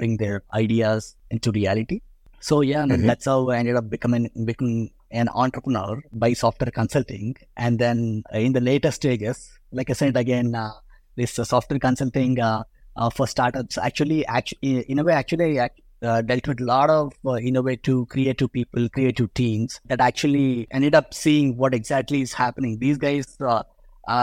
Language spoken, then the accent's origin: English; India; I was born in India. So I was raised in India.